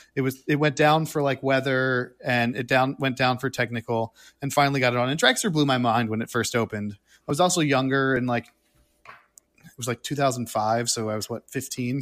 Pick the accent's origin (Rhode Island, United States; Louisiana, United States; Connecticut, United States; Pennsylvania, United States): Rhode Island, United States; moved away; also born or lived in Florida; I'm from Rhode Island